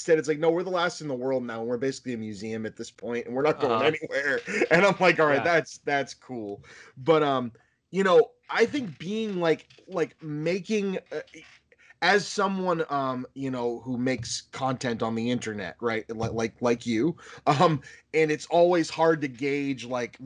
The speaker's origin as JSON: {"language": "English", "town": "Boston", "region": "Massachusetts", "country": "United States", "said": "I'm from Boston"}